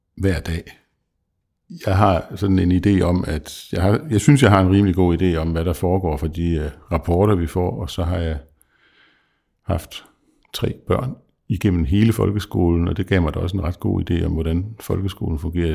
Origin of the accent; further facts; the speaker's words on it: South Jutland, Southern Denmark, Denmark; som Sønderjyde